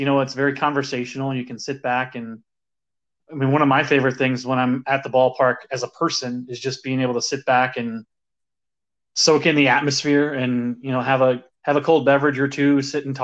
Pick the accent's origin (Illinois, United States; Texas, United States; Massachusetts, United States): Illinois, United States; Chicago; I'm from Chicago, born and raised.